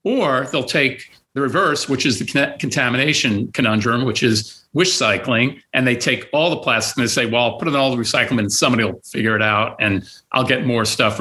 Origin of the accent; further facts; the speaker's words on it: New York, United States; now in Erie, United States; I'm from New York